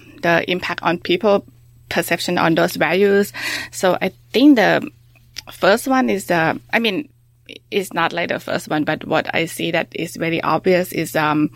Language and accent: English; Thailand; I grew up in Thailand.